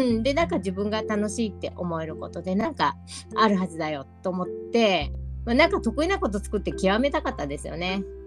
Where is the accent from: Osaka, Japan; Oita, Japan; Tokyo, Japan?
Osaka, Japan; moved away; also born or lived in Tohoku; 私大阪出身です